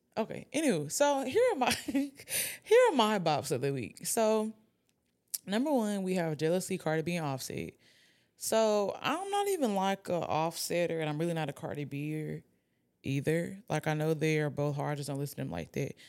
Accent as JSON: {"language": "English", "town": "Atlanta", "region": "Georgia", "country": "United States", "said": "I'm from Atlanta."}